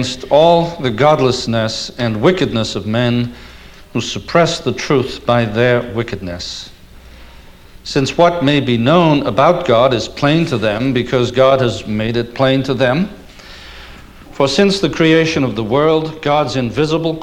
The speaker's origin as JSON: {"language": "English", "town": "Liverpool", "region": "North West England", "country": "United Kingdom", "moved": "as an adult", "lives_now": "United States", "said": "As an Englishman coming to the States when I did in 1964 as a young student"}